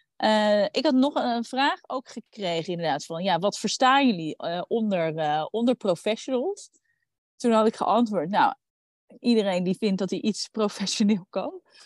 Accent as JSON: {"language": "Dutch", "region": "Randstad", "country": "Netherlands", "said": "ik kom uit de Randstad"}